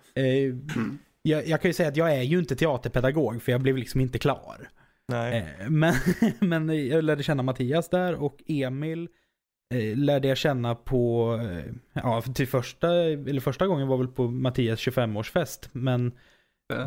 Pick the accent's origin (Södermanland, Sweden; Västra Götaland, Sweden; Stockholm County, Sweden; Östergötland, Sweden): Östergötland, Sweden; Norrköping; jag kommer från Norrköping